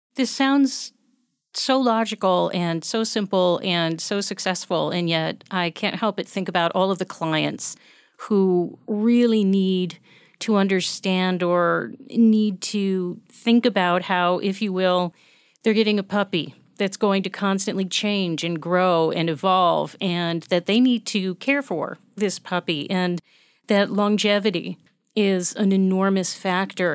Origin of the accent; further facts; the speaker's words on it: United States; as an American